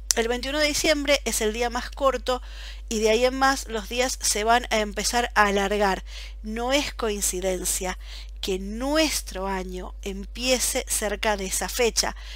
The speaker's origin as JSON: {"language": "Spanish", "region": "Buenos Aires", "country": "Argentina", "tie": "born or raised there", "moved": "as an adult", "lives_now": "Belgium", "said": "Yo como soy de Buenos Aires"}